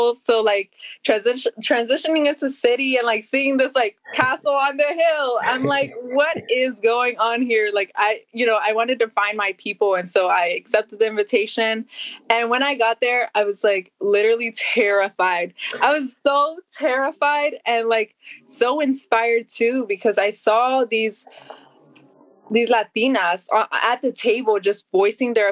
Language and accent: English; Baltimore, Maryland, United States; I am from Baltimore. But my family's from Guatemala.